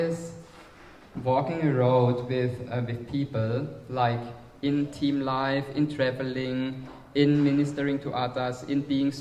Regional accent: Germany; accent: German; English is a second language; moved away; I'm from Germany, as most of you know, and the others can hear it on my accent

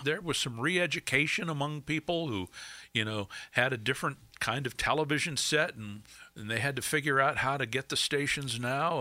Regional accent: Erie, Pennsylvania, United States; also born or lived in Oil City, Pennsylvania / New Jersey; I grew up in Erie. Uh, But before that, we lived, uh, in New Jersey for five years. I was born in Oil City, lived there till I was five. We moved to New Jersey till I was ten, and then we moved to Erie when I was ten

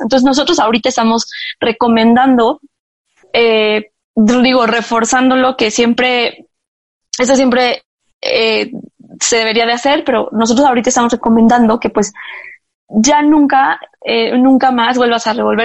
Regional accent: Mexico; como mexicanos

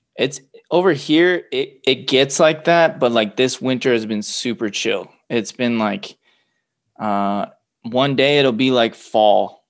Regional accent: Los Angeles, California, United States; also born or lived in Torrance, California; now in Central Oregon, United States; I grew up in Los Angeles, California

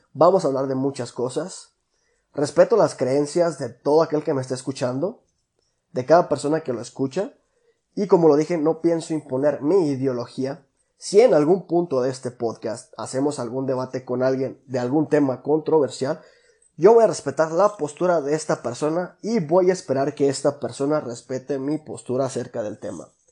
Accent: La Piedad, Michoacán, Mexico; soy originario de La Piedad, Michoacán

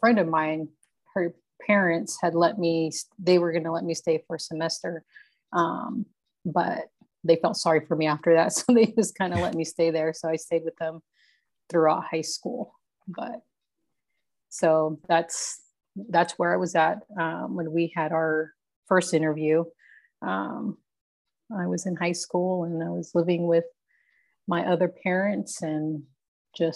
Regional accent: Yuma, Arizona, United States; also born or lived in California; I was born in Yuma

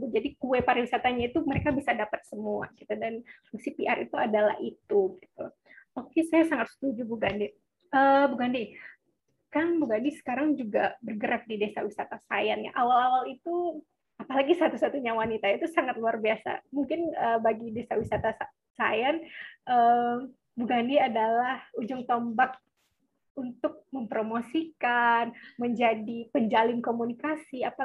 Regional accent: Sumatra, Indonesia; saya juga menemui banyak beberapa desa wisata yang gagal khususnya di daerah saya di Sumatera

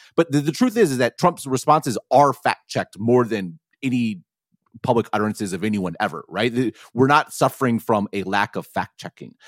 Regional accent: Madison, Wisconsin, United States; people like me could grow up in a city like Madison

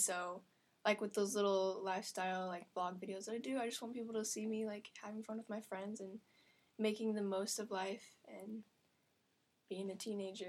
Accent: Springfield, Missouri, United States; I grew up in Springfield, Missouri, which is this little town

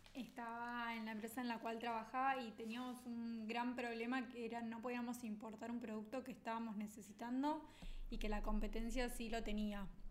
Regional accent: Argentina; los argentinos solemos ser muy creativos, que somos valorados en el mundo por ser creativos

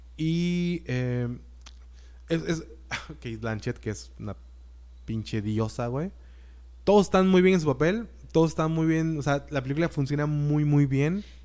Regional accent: Mexico; somos mexicanos

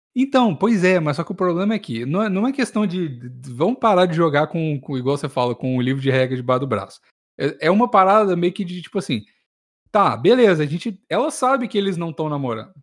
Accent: Minas Gerais, Brazil

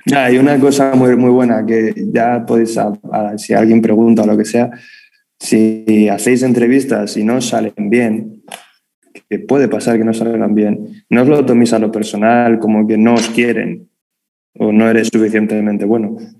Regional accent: Madrid, Community of Madrid, Spain; accent: madrileño; yo, con mi acento madrileño

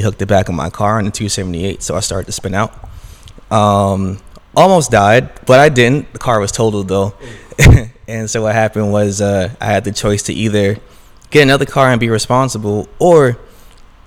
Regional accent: New York City, New York, United States; I'm born and raised in Brooklyn, New York, originally East Flatbush

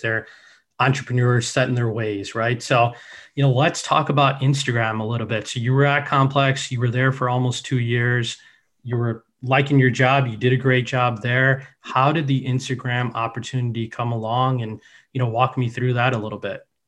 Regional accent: Chicago, Illinois, United States; I'm from Chicago

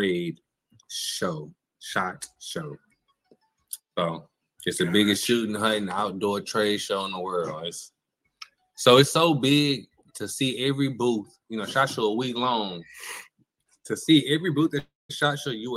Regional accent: Galveston, Texas, United States; we're from Galveston

